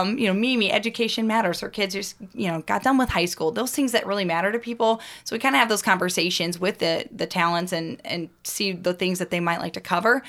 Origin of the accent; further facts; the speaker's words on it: Washington, Missouri, United States; my hometown. Again, Lowell, Washington, Missouri. It's outside of Saint Louis